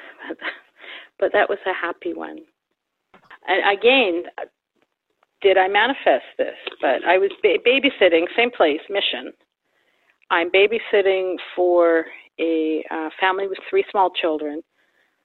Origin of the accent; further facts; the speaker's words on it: Vancouver, British Columbia, Canada; I grew up in Vancouver, total city kid.